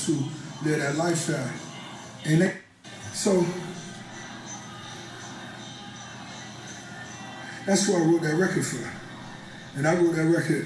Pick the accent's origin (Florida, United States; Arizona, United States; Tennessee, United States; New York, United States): Florida, United States; Miami; I'm from Miami